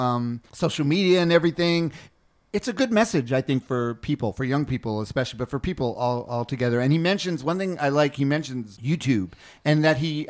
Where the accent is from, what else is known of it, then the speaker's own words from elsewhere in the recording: New York, United States; I was born in New York, so Mulberry Street